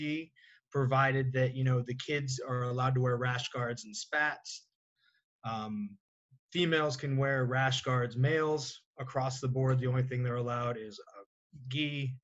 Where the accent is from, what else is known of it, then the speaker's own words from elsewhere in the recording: New Hampshire, United States; moved away; I'm from New Hampshire originally